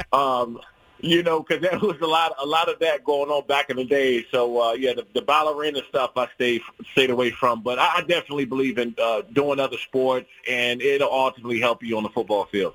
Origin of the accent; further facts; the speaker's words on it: Prince George's County, DMV area, Maryland, United States; moved away; I grew up in the Prince George's County, uh, Prince George's County and DMV area